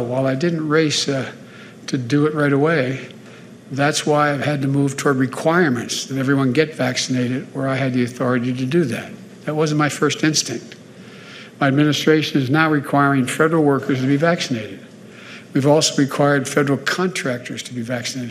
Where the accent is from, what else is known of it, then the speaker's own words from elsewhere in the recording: Pennsylvania, United States; I'm from Pennsylvania